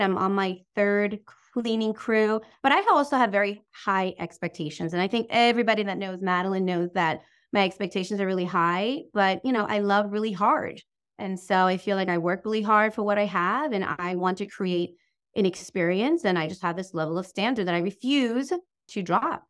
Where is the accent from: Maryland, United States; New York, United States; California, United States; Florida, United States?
New York, United States; Long Island; I'm from New York